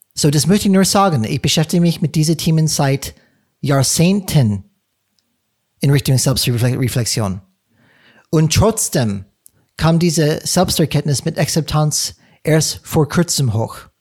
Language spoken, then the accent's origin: German; California, United States; German is a second language; moved away; ich komme aus, komme aus Kalifornien